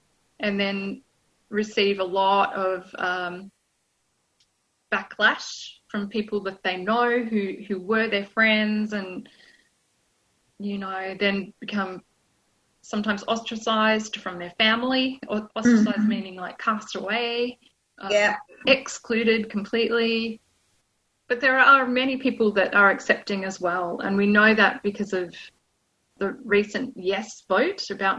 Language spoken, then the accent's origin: English; Armidale, New South Wales, Australia; from Armida